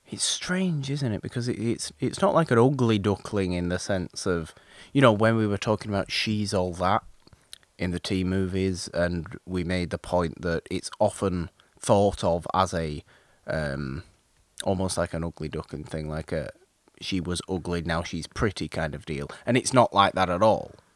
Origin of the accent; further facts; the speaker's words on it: United Kingdom; being British